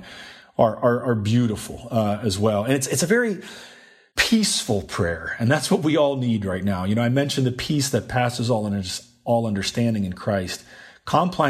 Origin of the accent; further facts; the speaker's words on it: Sweden; moved away; I'm originally from Sweden.